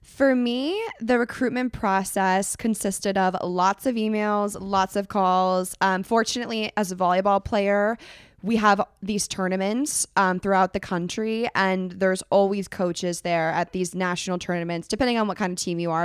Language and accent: English; Northern California, United States; I'm from Northern California